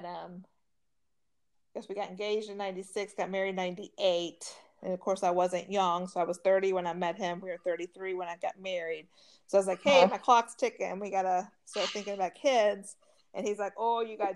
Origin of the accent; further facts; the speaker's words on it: Louisville, Kentucky, United States; I'm from Louisville.